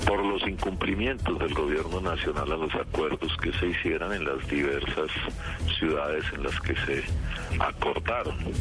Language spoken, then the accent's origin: Spanish; Colombia; yo también soy un colombiano, yo también siento como colombiano